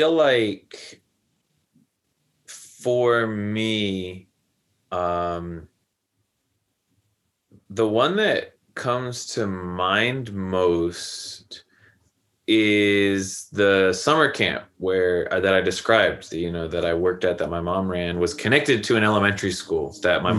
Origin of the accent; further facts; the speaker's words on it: United States; being an American college student